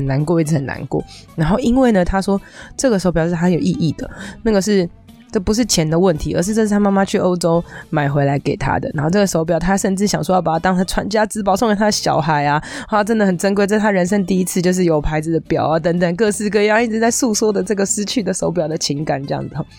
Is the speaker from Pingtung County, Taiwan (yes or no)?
no; Taipei, Taiwan; 我从小住在从小长大的地方其实是在，不是我现在住的这个地方，我就小时候住的地方是在我以前忠孝新生附近那个地方